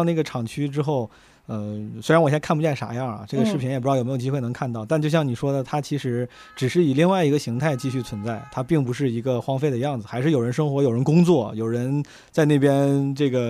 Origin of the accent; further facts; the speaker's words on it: Henan, China; accent: Henan accent; 我竟然还有靠自己的河南口音来赢得尊重的这一天